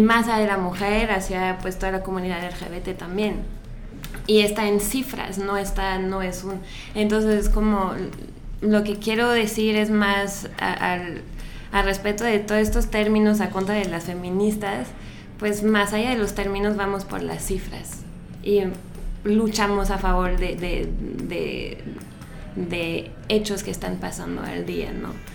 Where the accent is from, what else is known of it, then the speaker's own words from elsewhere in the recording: France; now in Mexico; yo soy francesa